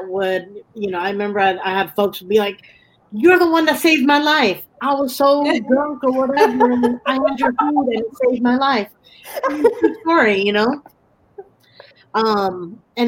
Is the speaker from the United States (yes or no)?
yes; Bay Area, California, United States; also born or lived in New Jersey; growing up in the Bay Area